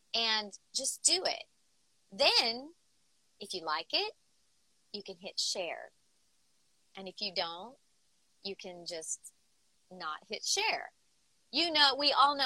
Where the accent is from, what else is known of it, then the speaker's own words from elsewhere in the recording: the South, United States; I'm from the South.